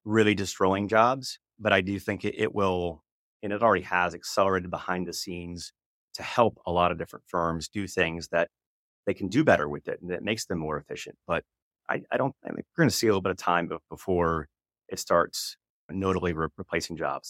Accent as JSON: {"language": "English", "region": "Oklahoma", "country": "United States", "tie": "born or raised there", "said": "I came from, I was born in Oklahoma"}